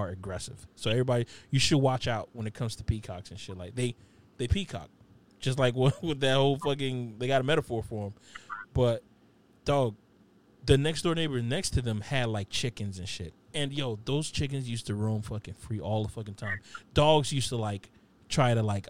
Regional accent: Opa-locka, Florida, United States; growing up in Opa-locka

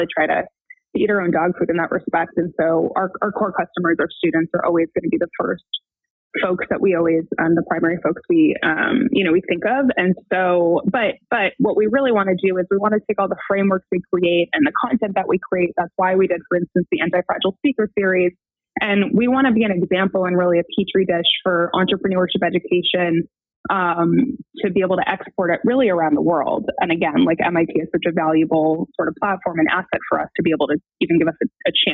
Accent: Western Massachusetts, United States; now in Brooklyn, United States; I grew up in Western Massachusetts.

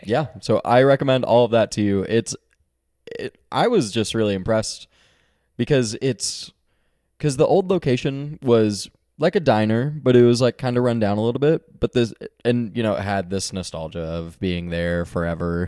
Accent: Texas, United States; now in Northwest Arkansas, United States; I'm from Texas

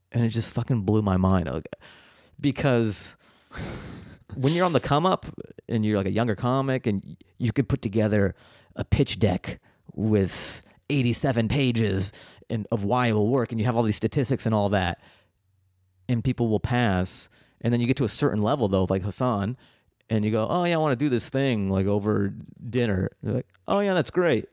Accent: Seattle, Washington, United States; I grew up in Seattle

